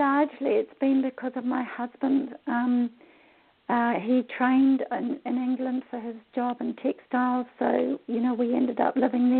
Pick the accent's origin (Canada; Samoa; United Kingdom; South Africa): Samoa; But I also travelled as a child. I was brought up in Western Samoa for several years.